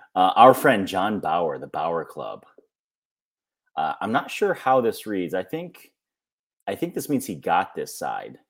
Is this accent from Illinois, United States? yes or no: no; New York, United States; I'm from New York